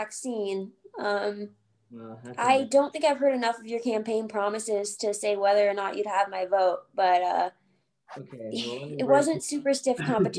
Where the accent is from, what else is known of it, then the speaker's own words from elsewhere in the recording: Kenai, Alaska, United States; my hometown